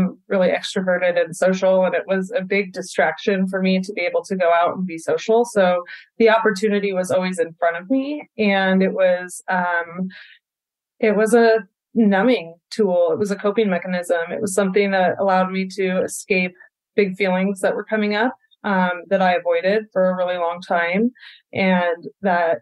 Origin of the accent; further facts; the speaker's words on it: Vancouver, Washington, United States; I grew up in Vancouver, Washington, right here, outside of Portland, Oregon, and have spent my whole life here.